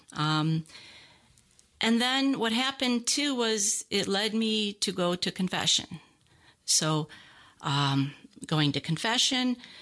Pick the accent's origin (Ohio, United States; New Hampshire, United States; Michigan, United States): Ohio, United States; moved away as an adult; now in Lawrenceville, United States; Um, I'm a cradle Catholic, born there and lived there until two thousand seven